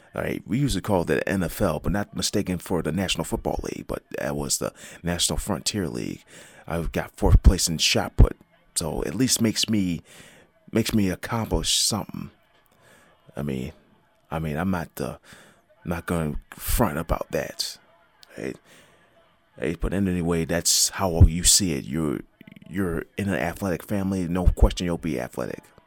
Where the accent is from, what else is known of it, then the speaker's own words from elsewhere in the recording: Buffalo, New York, United States; my hometown team is making a, has been making an impact this, um, this football season, as, um, the Buffalo Bills